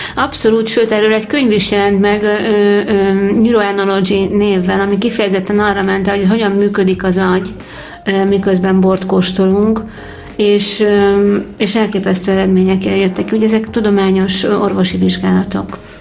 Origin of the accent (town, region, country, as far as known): Hungary